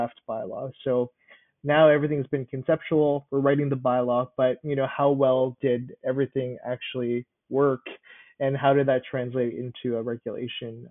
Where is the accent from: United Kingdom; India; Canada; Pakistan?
Canada; Winnipeg, Manitoba; I was born and raised in Winnipeg